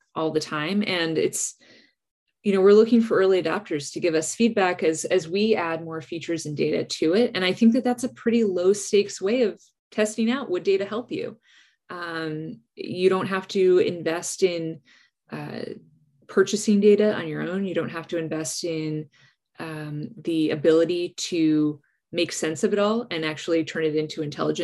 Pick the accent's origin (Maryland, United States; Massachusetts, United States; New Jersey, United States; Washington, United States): New Jersey, United States; where I grew up in New Jersey